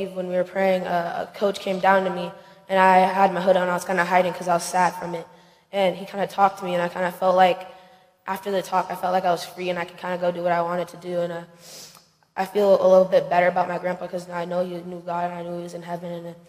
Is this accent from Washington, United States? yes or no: yes; Bothell, Washington, United States; I'm from Bothell, Washington.